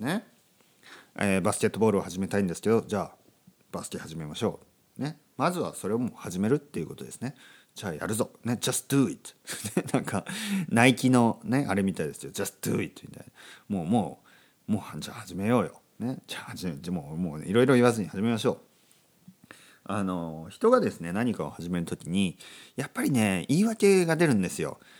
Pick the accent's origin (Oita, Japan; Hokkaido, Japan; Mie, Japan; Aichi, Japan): Oita, Japan; Kyushu; first language Japanese; moved away as an adult; also born or lived in Tokyo; 僕あの田舎出身でね九州の大分県出身なんですけど、えー、東京にね長く住んでます